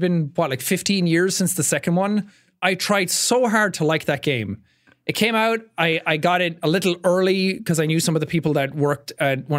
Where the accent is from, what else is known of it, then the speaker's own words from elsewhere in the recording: Ireland; growing up in Ireland, I was surrounded by wilderness and nature all the time.